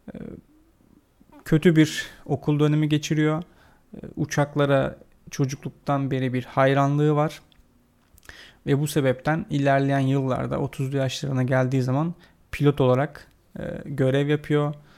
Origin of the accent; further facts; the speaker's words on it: Turkey; Biz Türkler olarak